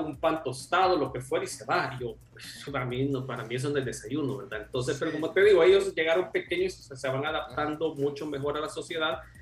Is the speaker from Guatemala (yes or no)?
no; El Salvador; moved away as an adult; now in Sweden; nosotros como latinos, donde venimos del Salvador